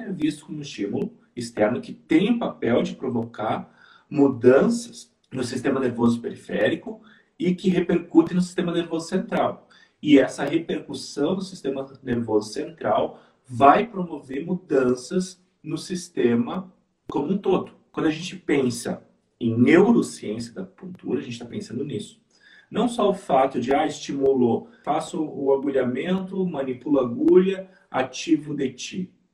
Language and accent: Portuguese; interior of Rio Grande do Sul, Brazil; eu sou do interior do Rio Grande do Sul